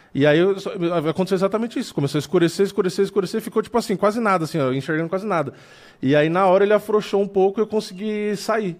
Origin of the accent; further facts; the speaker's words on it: São Paulo, Brazil; eu sou daqui de São Paulo